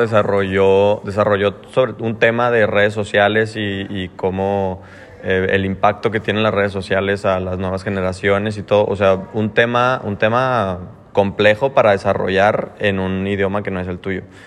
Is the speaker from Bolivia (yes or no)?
no; Mexico; now in Australia; siendo mexicano